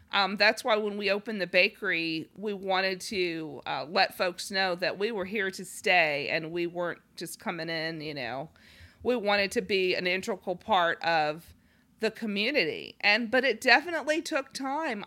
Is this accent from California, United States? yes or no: yes; Los Angeles, California, United States; moved away; we had grown up in large cities, um, and he's from Minneapolis, I'm from Los Angeles